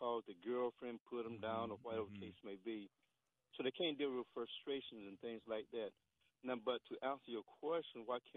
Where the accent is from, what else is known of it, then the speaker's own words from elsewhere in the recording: North Carolina, United States; now in Landover, Maryland, United States; I grew up down south in North Carolina